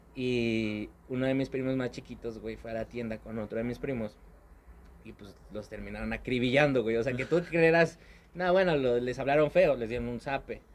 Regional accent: Mexico City, Mexico; now in Pachuca, Mexico; toda mi infancia la viví en la Ciudad de México

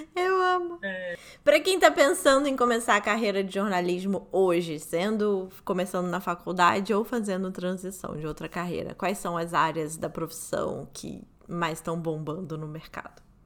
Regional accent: Rio de Janeiro, Brazil

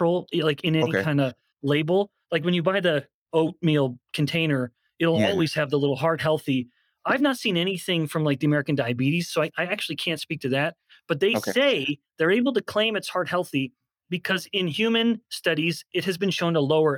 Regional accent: Canada; I'm a white guy, I'm from Canada

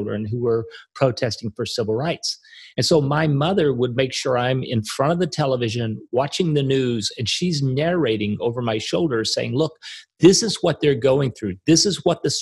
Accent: Arkansas, United States; I grew up in Arkansas.

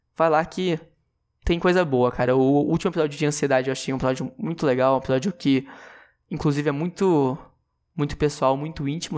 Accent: interior of São Paulo, Brazil; eu sou de São Paulo, eu sou do interior de São Paulo, na verdade

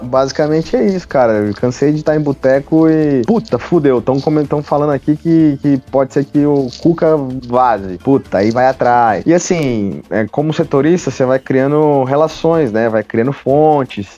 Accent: Pindorama, São Paulo, Brazil; moved away as an adult; Eu voltei de férias para a cidade onde eu nasci, para hum. Pindorama, hum. que fica ao lado da, da Grande Catanduva

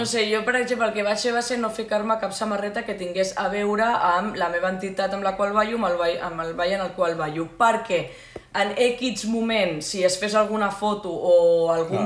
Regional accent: Sitges, Catalonia, Spain; Nosaltres som de Sitges, és a dir, comarca el Garraf

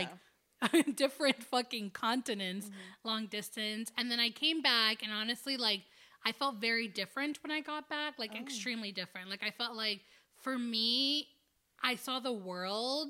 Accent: New Jersey, United States; born or raised there; also born or lived in Dominican Republic / New York

